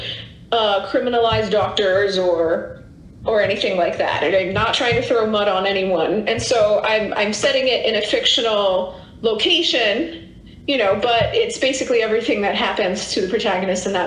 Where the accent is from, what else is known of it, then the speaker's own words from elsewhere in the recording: Reston, Virginia, United States; my hometown of Reston, Virginia